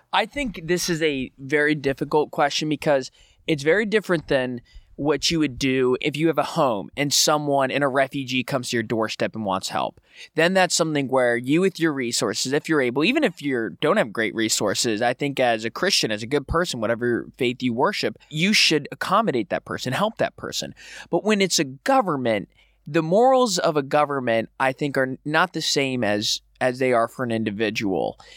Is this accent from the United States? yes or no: yes; southwest Florida, United States; I'm from a small town in southwest Florida